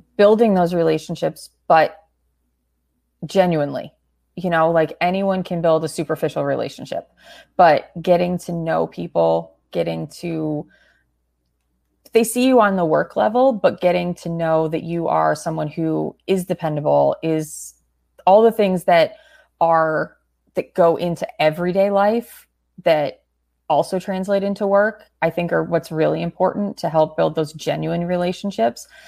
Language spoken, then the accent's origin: English; Connecticut, United States; growing up in Connecticut